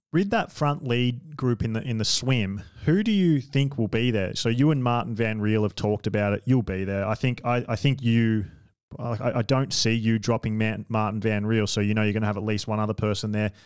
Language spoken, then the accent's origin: English; Australia; I'm an Australian